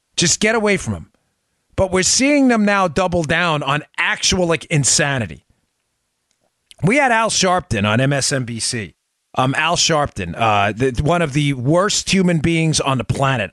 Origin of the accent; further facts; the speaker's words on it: New York, United States; I grew up in New York